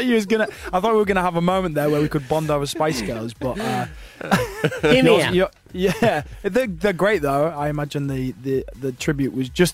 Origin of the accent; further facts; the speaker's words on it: Yorkshire and the Humber, United Kingdom; I'm a Yorkshireman. I've got to stay true to my roots.